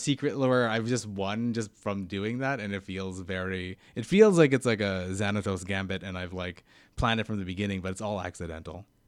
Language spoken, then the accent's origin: English; Vancouver, British Columbia, Canada; I'm from Vancouver, yeah. I'm, like, one of the only four Vancouver comedians who are actually from Vancouver.